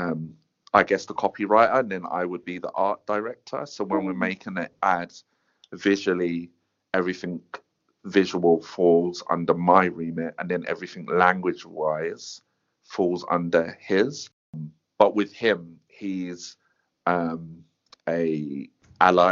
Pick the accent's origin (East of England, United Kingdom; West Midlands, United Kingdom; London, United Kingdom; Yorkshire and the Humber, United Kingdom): London, United Kingdom; Croydon; I'm from Croydon